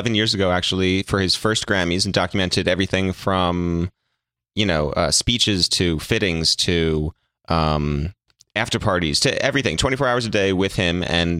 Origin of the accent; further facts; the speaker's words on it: Westchester County, New York, United States; we're originally from Westchester County.